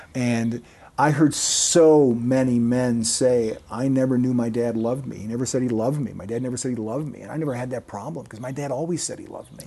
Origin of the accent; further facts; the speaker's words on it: Kenosha, Wisconsin, United States; moved away as an adult; also born or lived in Colorado / Texas / Nebraska; I grew up in Kenosha, Wisconsin, which, as you indicated, is southeastern, about as far south as you can get before you get into northern Illinois.